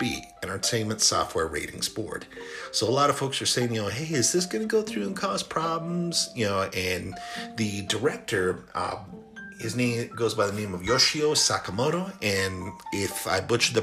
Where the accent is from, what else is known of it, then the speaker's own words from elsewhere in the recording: El Paso, Texas, United States; El Paso, Texas, my hometown